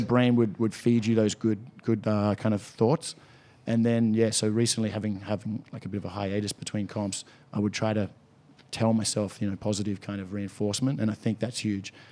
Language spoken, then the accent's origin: English; Sydney, New South Wales, Australia; born in Sydney, grew up in, in Balmain, still actually living in Balmain